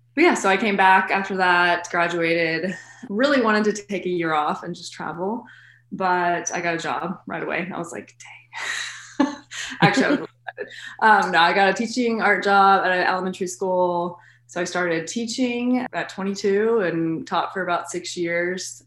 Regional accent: Lexington, Kentucky, United States; I was born in Lexington, lived here my whole life elementary through high school here

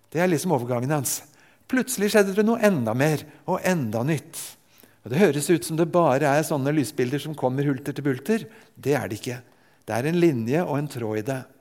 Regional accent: Japan; Jeg er født og vokst opp i Japan.

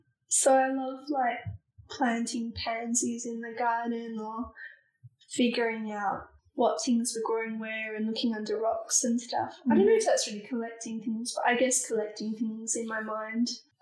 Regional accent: Fremantle, Western Australia, Australia; it's growing up in Fremantle.

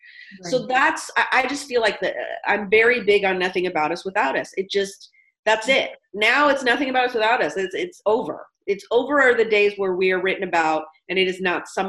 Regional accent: Portland, Oregon, United States; I was born in Portland, Oregon

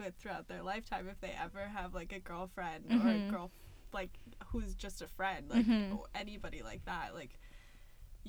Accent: Missoula, Montana, United States; moved away as an adult; now in Seattle, United States; I'm from Missoula, Montana. It's the second largest city in Montana

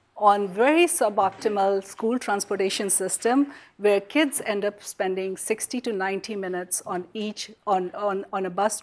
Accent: India; moved away as an adult; now in Silicon Valley, United States; growing up in India, in a country of 1 billion people

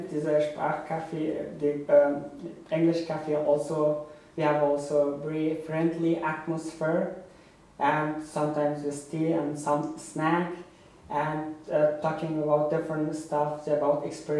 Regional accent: Afghanistan; English is a second language; now in Berlin, Germany; I'm from Afghanistan. I've been living in Berlin for 6 years

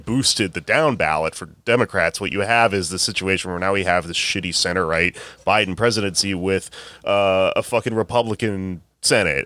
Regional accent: Texas, United States; now in New York, United States; I'm from Texas

